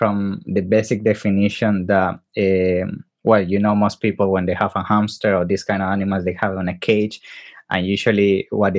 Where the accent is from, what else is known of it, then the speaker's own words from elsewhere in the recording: Venezuela; moved away; also born or lived in Italy; I'm originally from Italy. All my life living in Venezuela